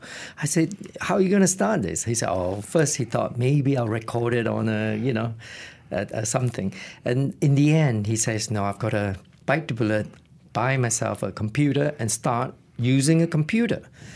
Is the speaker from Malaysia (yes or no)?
yes; Malaysia; moved away as an adult; also born or lived in Reading, United Kingdom; now in United Kingdom; I left Malaysia in 1984 to pursue my tertiary education in Reading as a quantity surveyor.